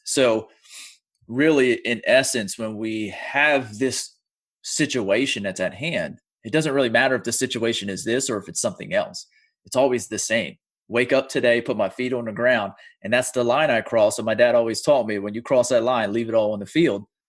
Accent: United States; I'm from the United States

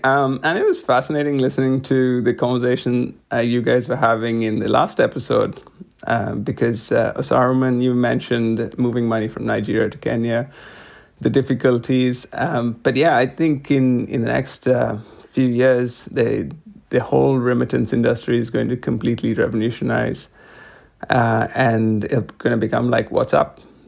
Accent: India; I grew up in India.

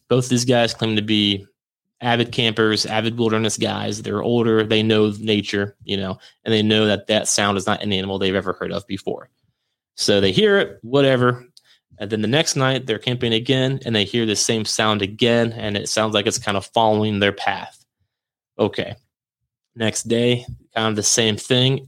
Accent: St. Marys, Ohio, United States; moved away; I can finally get back up in my hometown

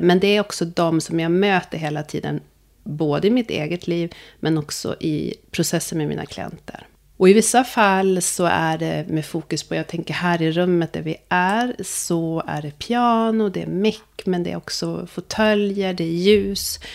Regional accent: Sweden; also born or lived in Ethiopia; Jag är adopterad från Etiopien. Jag kom till Sverige när jag var tio veckor gammal

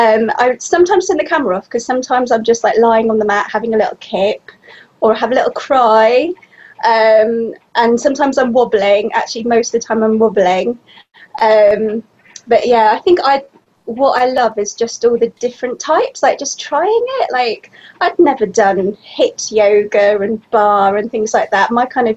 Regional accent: Bristol, South West England, United Kingdom; I'm from Bristol, which is like in the southwest of the UK, and I am 48.

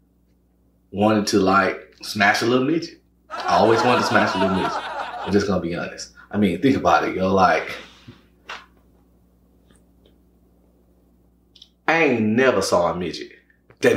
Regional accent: Louisiana, United States; moved away as an adult; now in Dallas, United States; I'm originally from Louisiana

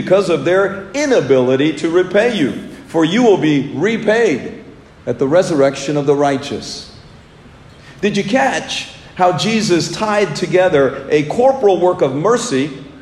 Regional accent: India; moved away; my home country of India

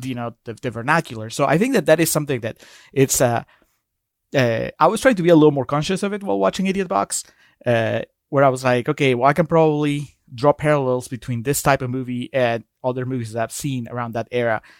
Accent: Peru; I'm, I'm from Peru

